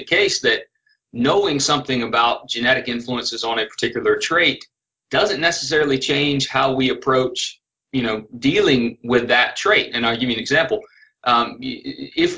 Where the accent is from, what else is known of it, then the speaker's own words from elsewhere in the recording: Northwest Florida, South Alabama, United States; accent: South Alabama, Northwest Florida; That's a South Alabama, Northwest Florida accent. And it's a product of the fact that I was born and raised in that region